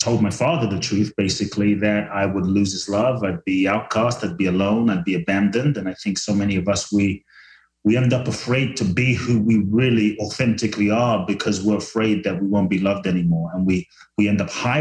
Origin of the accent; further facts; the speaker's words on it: London, United Kingdom; also born or lived in Ghana / Mexico; now in Los Angeles, United States; I was born in Ghana, West Africa. My father's from Ghana. My mother's Japanese. I grew up in London, live in LA now and partly Mexico